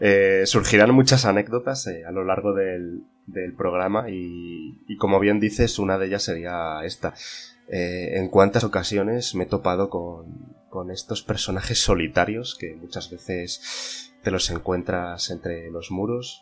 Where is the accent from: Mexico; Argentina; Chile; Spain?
Spain; Zamora, Castile and León; más de mi tierra, de Zamora